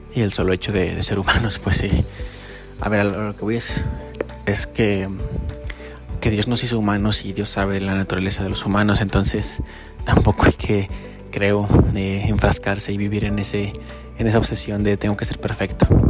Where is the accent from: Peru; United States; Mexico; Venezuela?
Mexico; a uno como mexicano